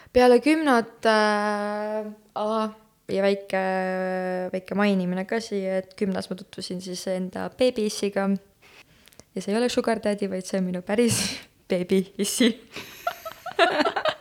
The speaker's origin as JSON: {"language": "Estonian", "town": "Tartu", "region": "Tartu County", "country": "Estonia", "tie": "born or raised there", "moved": "as an adult", "lives_now": "Tallinn, Estonia", "said": "ma olen äh, Tartust pärit, see vist juba sai mainimist või ei saanud, ma ei mäletagi juba enam. Äh, jah, põlistartlane"}